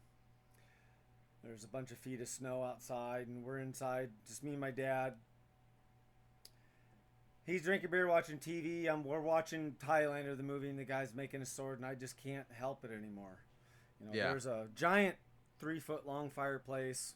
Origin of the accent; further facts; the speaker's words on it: North Idaho, United States; I grew up way up in North Idaho, about a half hour from Canada.